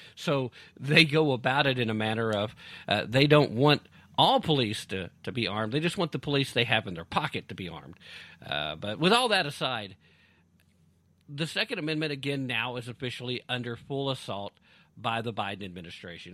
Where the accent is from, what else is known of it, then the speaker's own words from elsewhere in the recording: United States; as an American who's a freedom loving American who loves the Constitution